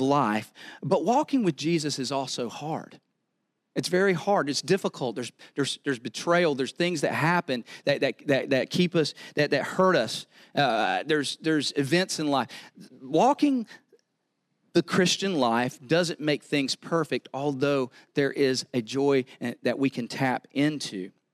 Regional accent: the South, United States; accent: southern; I'm from the South

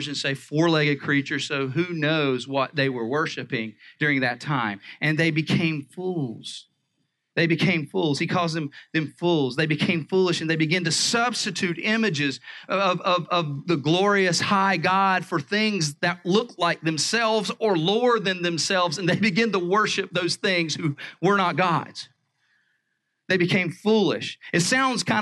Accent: the South, United States; I grew up in the South

